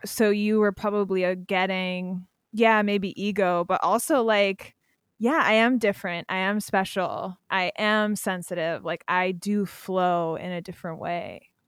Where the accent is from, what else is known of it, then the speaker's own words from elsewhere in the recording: Pennsylvania, United States; I'm from Pennsylvania